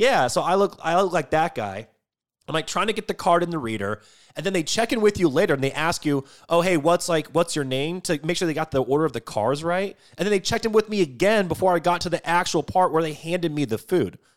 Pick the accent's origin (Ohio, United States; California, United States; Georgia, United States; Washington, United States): Washington, United States; moved away; I grew up in Washington State, and growing up, we ate a lot of halibut and a lot of salmon